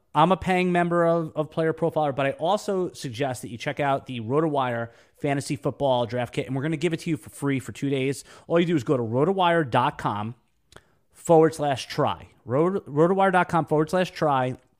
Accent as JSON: {"language": "English", "region": "New York", "country": "United States", "tie": "born or raised there", "moved": "as an adult", "lives_now": "Jacksonville, United States", "said": "I'm a New Yorker, native New Yorker"}